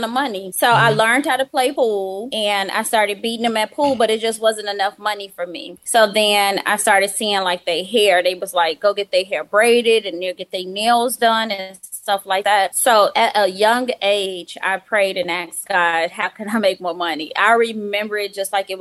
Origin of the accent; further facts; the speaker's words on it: Chicago, Illinois, United States; When I was younger, I lived in the hood